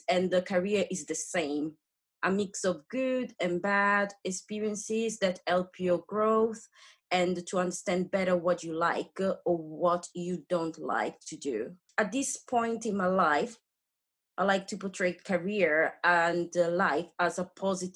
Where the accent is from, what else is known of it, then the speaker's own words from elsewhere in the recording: Rome, Lazio, Italy; English is a second language; moved away as an adult; now in United Kingdom; So my hometown is Rome, a great city in Italy.